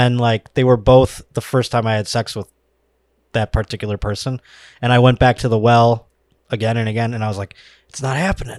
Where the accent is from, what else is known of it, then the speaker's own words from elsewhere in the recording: Buffalo, New York, United States; moved away; I'm from Buffalo, New York originally.